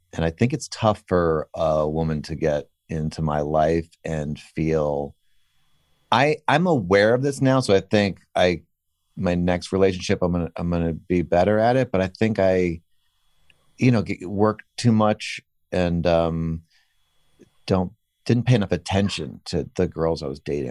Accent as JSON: {"language": "English", "town": "Weston", "region": "Connecticut", "country": "United States", "tie": "born or raised there", "said": "I grew up in Weston"}